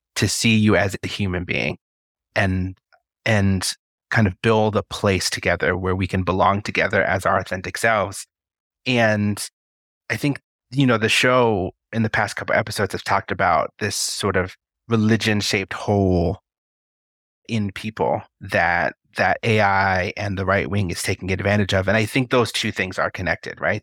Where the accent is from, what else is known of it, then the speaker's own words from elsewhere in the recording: Colorado, United States; I was born in Colorado and currently reside in Colorado Springs, Colorado